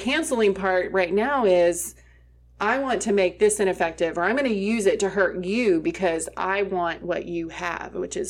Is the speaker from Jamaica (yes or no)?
no; England, United Kingdom; I grew up over in England, and there were a lot of stuff we read.